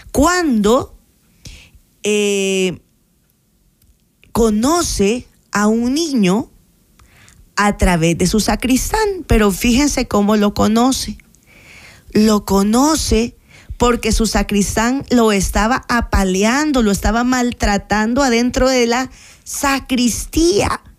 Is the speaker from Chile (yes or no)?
no; Santa Tecla, La Libertad, El Salvador; Yo soy de Santa Inés, de Santa Tecla.